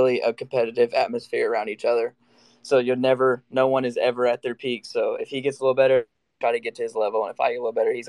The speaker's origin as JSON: {"language": "English", "town": "Gallatin", "region": "Tennessee", "country": "United States", "tie": "born or raised there", "also_born_or_lived": "New Mexico", "said": "Gallatin, which is my hometown"}